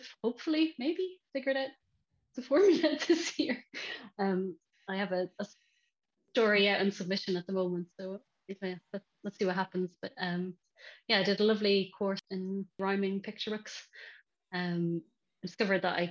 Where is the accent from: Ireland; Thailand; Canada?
Ireland; now in Bristol, United Kingdom; as an Irish kid